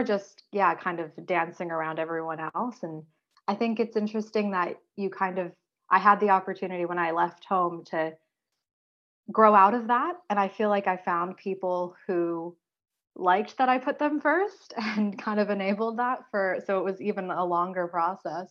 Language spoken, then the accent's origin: English; San Jose, California, United States; moved away as an adult; now in Vancouver, Canada; I grew up in San Jose specifically